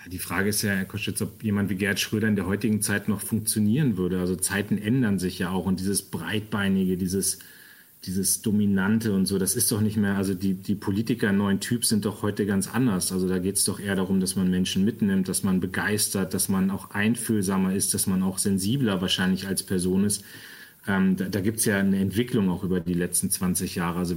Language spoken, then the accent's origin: German; Northern Germany, Germany; Und sage ich mal, auch als Norddeutscher äh, liegt mir dann seine Art auch sehr.